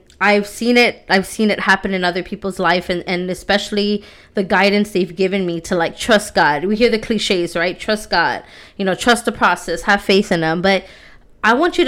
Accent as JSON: {"language": "English", "region": "Texas", "country": "United States", "said": "I'm from Texas"}